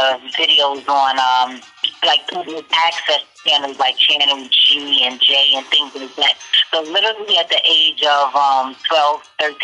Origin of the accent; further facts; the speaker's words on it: New York, United States; also born or lived in Atlantic City, New Jersey; we moved to New York, Harlem, at the age of 6